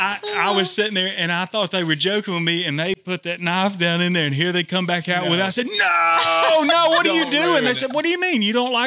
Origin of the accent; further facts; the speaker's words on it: Blount County, Alabama, United States; So I have family in Lynn, Alabama, which is Winston County. And we're from Blount County.